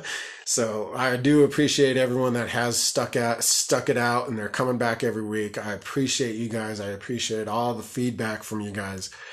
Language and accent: English; Colorado, United States; I'm from Colorado, and I've, I've been born and raised here, so I'm a Colorado person